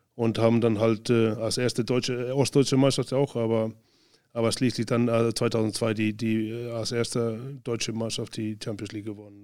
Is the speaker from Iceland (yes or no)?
yes; Northeastern Region, Iceland; German is a second language; moved away as an adult; also born or lived in Spain; dann ab in den Norden, Nordisland wieder, wo ich herkomme